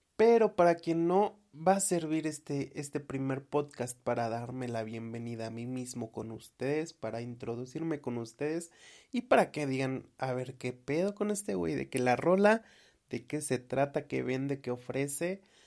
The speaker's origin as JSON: {"language": "Spanish", "region": "Tlaxcala", "country": "Mexico", "said": "soy de Tlaxcala porque soy orgullosamente tlaxcalteca"}